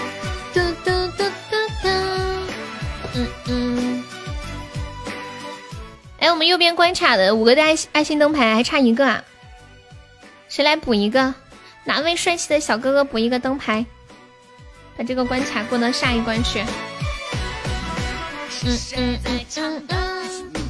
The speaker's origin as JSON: {"language": "Chinese", "region": "Sichuan", "country": "China", "said": "我们四川话有一句话叫“腰房出老辈子”"}